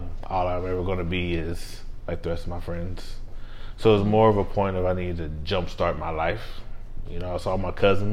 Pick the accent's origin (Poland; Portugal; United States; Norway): United States; El Paso, Texas; I was born and raised in El Paso, Texas, to a military family